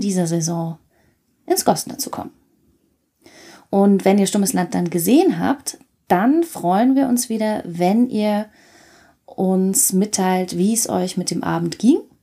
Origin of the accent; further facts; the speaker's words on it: Nuremberg, Bavaria, Germany; ich bin in Nürnberg geboren, auch Anfang der 80er